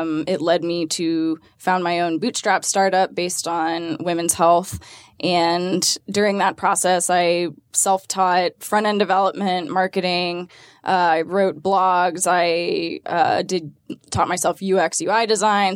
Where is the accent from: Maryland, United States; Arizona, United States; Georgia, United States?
Georgia, United States; Atlanta; born and raised in Atlanta